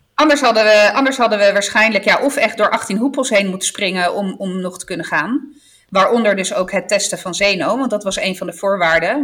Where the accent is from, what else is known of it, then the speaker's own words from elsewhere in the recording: Apulia, Italy; moved away; de streek waar ik vandaan kom inmiddels, geloof ik, het nieuwe Ibiza is. want echt iedereen gaat naar Puglia